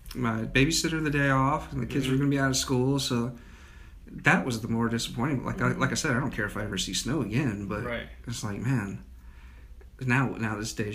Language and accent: English; United States; now in Charlotte area, United States; As a Dakota kid.